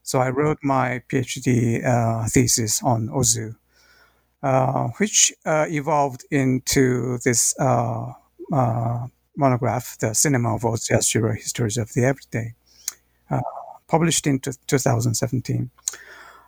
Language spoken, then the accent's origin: English; South Korea; moved away as an adult; also born or lived in United Kingdom / United States; now in Nagoya, Japan; I'm originally from South Korea, but now I'm working in Nagoya University in Japan. I've been researching here since 2013, so about more than 7 years now.